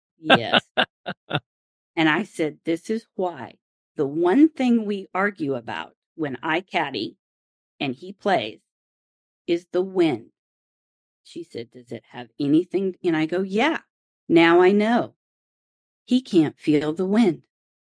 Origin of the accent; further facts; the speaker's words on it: Oklahoma, United States; And it's not just because I grew up in Oklahoma where there is wind.